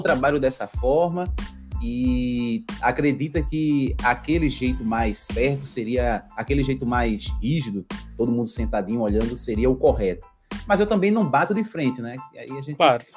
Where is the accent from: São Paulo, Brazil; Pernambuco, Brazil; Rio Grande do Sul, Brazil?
Pernambuco, Brazil; Recife; sou aqui de Recife, Pernambuco, né, uhum. Nordeste